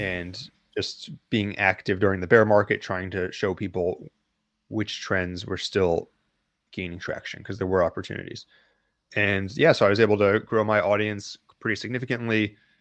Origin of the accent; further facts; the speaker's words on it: United States; I'm from the United States.